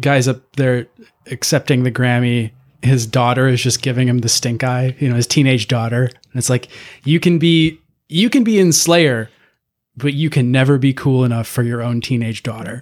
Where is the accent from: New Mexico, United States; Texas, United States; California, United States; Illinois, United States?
Illinois, United States; DeKalb; my hometown